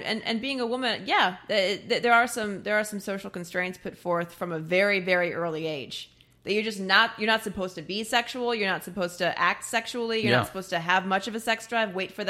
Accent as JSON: {"language": "English", "region": "Midwest", "country": "United States", "said": "I mean, I was raised Catholic. I'm from the Midwest."}